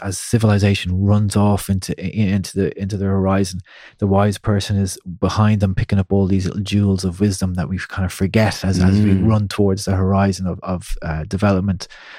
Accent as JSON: {"language": "English", "country": "Ireland", "tie": "born or raised there", "said": "growing up in Ireland"}